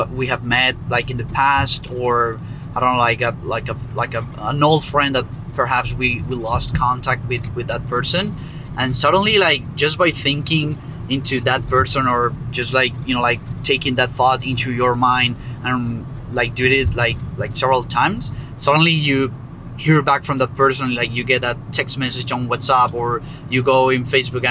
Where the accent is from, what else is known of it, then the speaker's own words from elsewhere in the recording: Colombia; moved away; I am from Colombia, by the way, so it was in my hometown